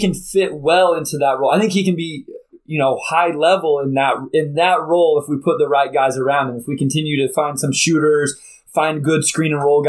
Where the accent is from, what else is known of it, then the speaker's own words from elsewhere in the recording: Kansas, United States; And so I grew up in Kansas, Rashad. I was a KU fan growing up